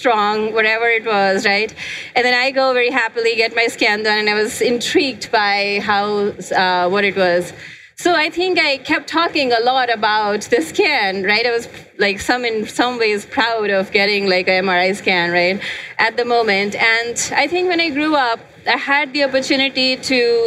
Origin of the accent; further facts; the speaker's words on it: India; moved away as an adult; now in United States; I grew up in India. I came to US like almost 20 years back.